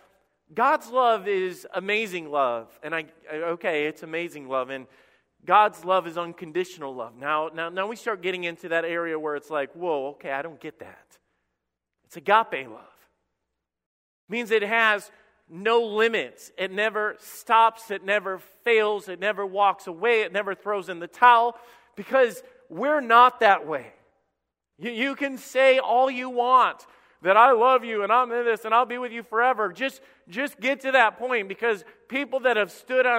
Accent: Alabama, United States; I'm from Redneck, Alabama

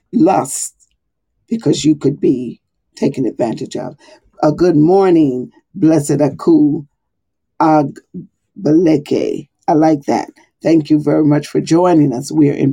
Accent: the South, United States; moved away as an adult; now in Monmouth County, United States; I'm from the South

